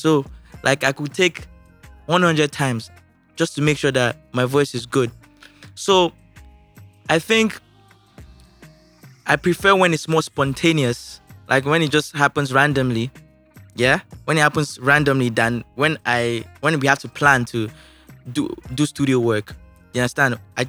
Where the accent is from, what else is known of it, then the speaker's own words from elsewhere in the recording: Ojodu, Lagos, Nigeria; also born or lived in Festac; No, I started living my life from Festac, then I moved to Ojodu.